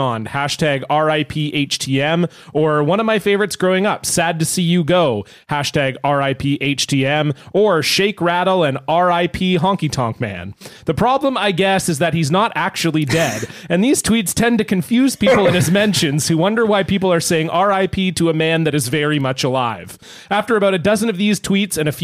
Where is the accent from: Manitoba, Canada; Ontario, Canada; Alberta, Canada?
Ontario, Canada; Toronto; now in Vancouver, Canada; I was born in Ontario